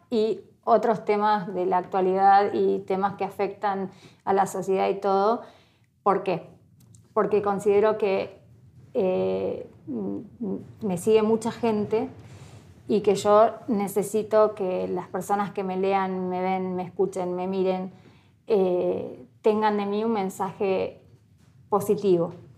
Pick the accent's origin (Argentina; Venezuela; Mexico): Argentina; Entre Ríos; moved away as an adult; now in Ushuaia, Argentina; Nací en Entre Ríos, soy entre en un, en un pueblito chiquitito eh, de 5.000 habitantes